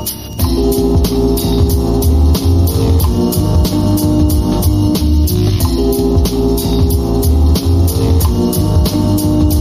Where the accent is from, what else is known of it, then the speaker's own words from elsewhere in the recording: United Kingdom; me as a British person